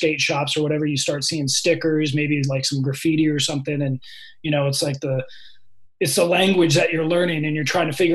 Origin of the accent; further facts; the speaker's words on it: San Francisco Peninsula, California, United States; also born or lived in Menlo Park / Redwood City / San Mateo / Palo Alto; my parents kept on moving up the peninsula. So first it was like Menlo Park and then Redwood City and then San Mateo.